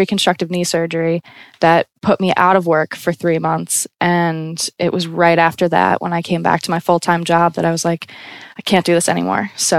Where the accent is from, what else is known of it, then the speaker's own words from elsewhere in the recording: United States; now in Brooklyn, United States; being a solo female traveler and clearly being American.